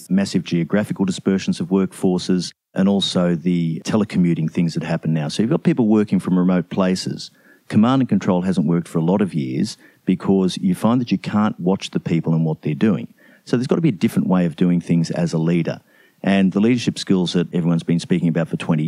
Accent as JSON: {"language": "English", "town": "Brisbane", "region": "Queensland", "country": "Australia", "said": "I am Australian. I'm from Brisbane, Australia"}